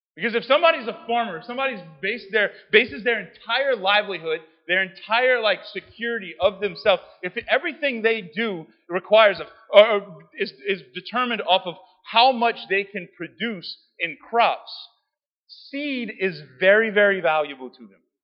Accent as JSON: {"language": "English", "region": "South Louisiana", "country": "United States", "said": "I'm from South Louisiana"}